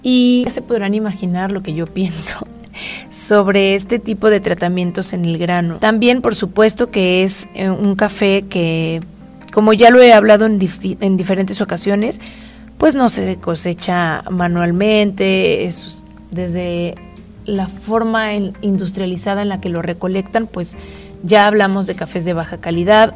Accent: Guadalajara, Jalisco, Mexico; los que somos de acá de Guadalajara

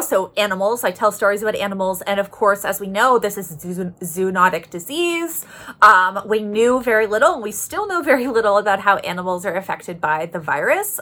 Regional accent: Toronto, Ontario, Canada; moved away as an adult; also born or lived in Halifax, Nova Scotia; I'm from Toronto, uh, born in Toronto, raised in Toronto

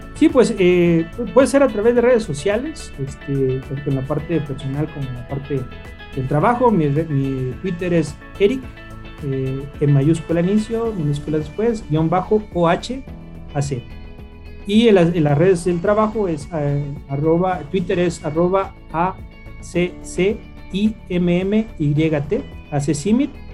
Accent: Mexico; En México, obviamente, por nuestra cultura, es, parte de nuestra esencia como mexicanos

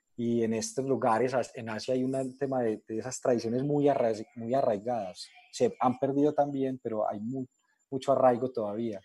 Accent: Colombia; yo soy colombiano

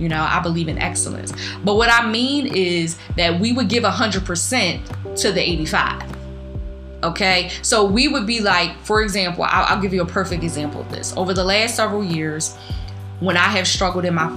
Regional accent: Philadelphia, Pennsylvania, United States; I'm from the School of the Hard Knocks from North Philly

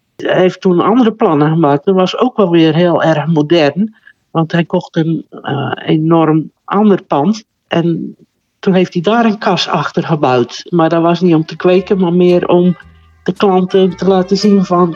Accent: Terneuzen, Zeeland, Netherlands; Terneuzen. Daar ben ik geboren en getogen.

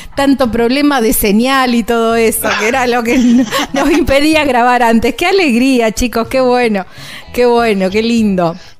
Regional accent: near Rosario, Santa Fe, Argentina; Son de una ciudad muy cerquita de donde soy yo, son de Rosario, del sur de la provincia de Santa Fe, casi coterráneos diría yo

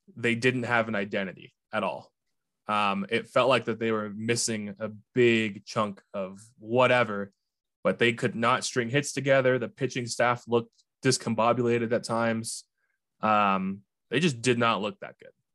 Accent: Fremont, California, United States; out of Fremont, California. Your hometown. My hometown.

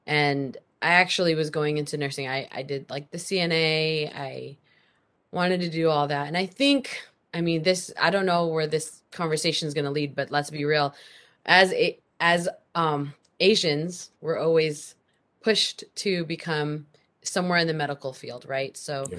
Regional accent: Omaha, Nebraska, United States; born there; now in Seattle, United States; I am a military brat, so I moved around a lot. I was born in Omaha, Nebraska.

